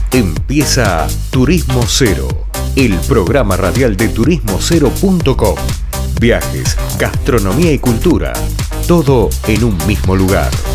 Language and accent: Spanish; Rosario, Santa Fe, Argentina; moved away; hace dos años que estoy acá en Rosario, que es mi ciudad natal, pero yo estaba viviendo en otro lado eh, por un tiempo